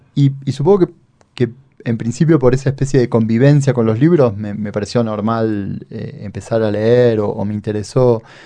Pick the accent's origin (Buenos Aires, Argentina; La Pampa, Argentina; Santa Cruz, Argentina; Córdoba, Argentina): Córdoba, Argentina; town near Río Cuarto, southern; accent: cordobés (tonada cordobesa, softer southern Córdoba); una ciudad muy cercana al pueblo donde yo nací, donde viví, donde vive mi familia